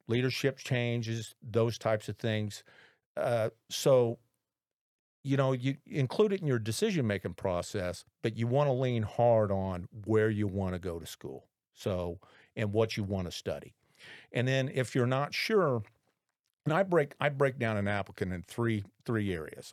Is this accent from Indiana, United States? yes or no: yes; Indianapolis, Indiana, United States; I graduated from Lawrence North High School way back in nineteen eighty-one